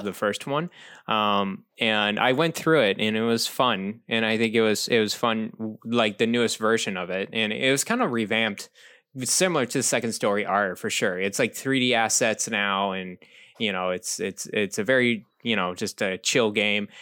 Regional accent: Texas, United States; moved away; when I grew up in Texas

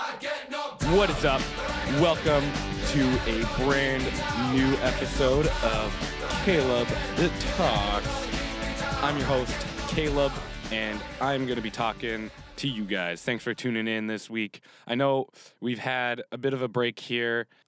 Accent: Canada; I'm from Canada, so I'm used to the cold in the winter because we get real cold.

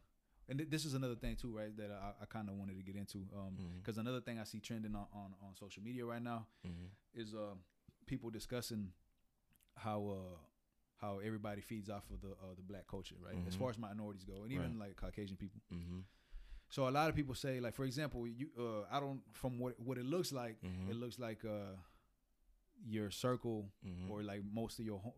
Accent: Houston, Texas, United States; I grew up in Houston.

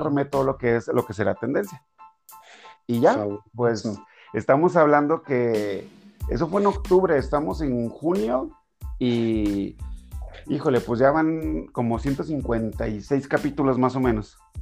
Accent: Durango, Mexico; soy de Durango.

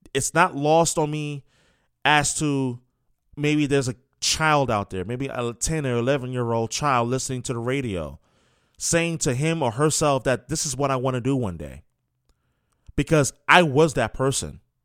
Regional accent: New York, United States; moved away; I was born and raised in New York, New York. That's where I'm from

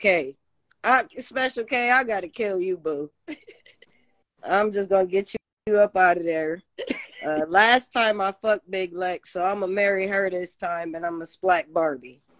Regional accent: Los Angeles, California, United States; now in Charlotte, United States; I'm from

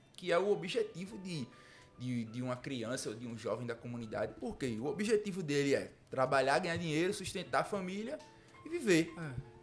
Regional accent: Jaboatão dos Guararapes, Pernambuco, Brazil; also born or lived in Ceará; lá no meu bairro eu sou de Marcos Freire

